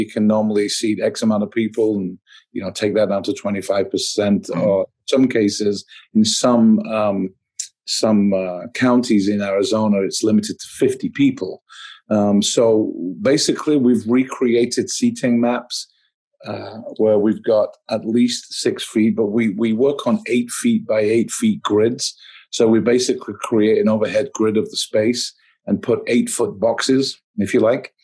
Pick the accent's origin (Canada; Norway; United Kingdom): United Kingdom; Manchester, North West England; now in Phoenix, United States; I'm from Manchester in England originally, but I've actually spent about 35 years of my life in the US, but still hold on to the accent.